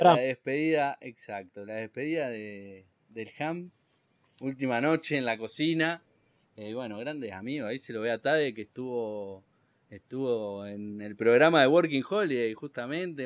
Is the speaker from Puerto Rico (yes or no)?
no; Argentina; Bien de argentino